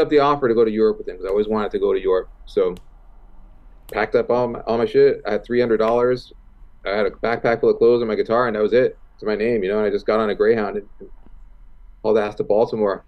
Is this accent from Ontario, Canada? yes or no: yes; Toronto, Ontario, Canada; I grew up in Toronto.